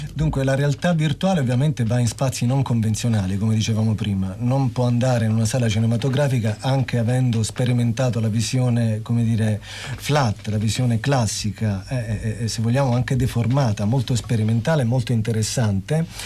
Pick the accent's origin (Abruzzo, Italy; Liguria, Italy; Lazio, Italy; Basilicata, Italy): Basilicata, Italy; Lucania; per noi lucani